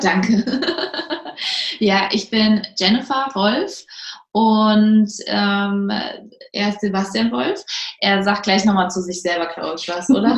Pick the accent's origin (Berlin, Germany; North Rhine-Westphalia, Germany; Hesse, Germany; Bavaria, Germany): Hesse, Germany; near Frankfurt am Main; Wir sind aus der Nähe von Frankfurt am Main